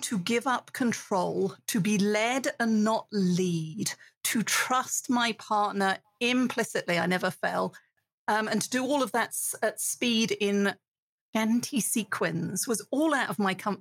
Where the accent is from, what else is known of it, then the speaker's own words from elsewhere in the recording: United Kingdom; accent: British; moved away as an adult; now in United States; as a British woman now living in America